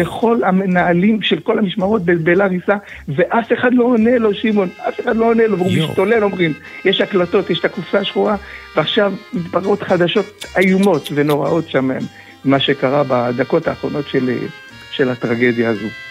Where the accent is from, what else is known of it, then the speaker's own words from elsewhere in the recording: Israel; now in Greece; כישראלי ובכלל כיהודים שחיים ביוון